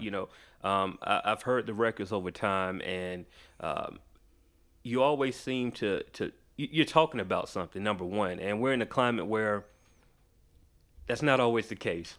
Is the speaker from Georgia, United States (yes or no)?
yes; Macon, Georgia, United States; also born or lived in Atlanta; I was born in Atlanta, I was raised in Macon, like, an hour away from here